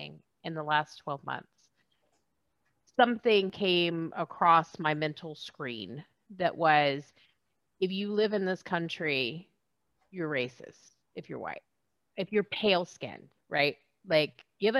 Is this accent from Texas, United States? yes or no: yes; Texas, United States; I'm from Texas